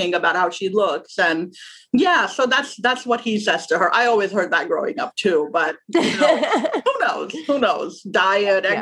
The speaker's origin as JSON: {"language": "English", "country": "Pakistan", "tie": "born or raised there", "moved": "as an adult", "lives_now": "United States", "said": "I'm originally from Pakistan. I was born there. I grew up there. I went to school and college there. And then I came to the U.S. as an immigrant when I was 22 years old."}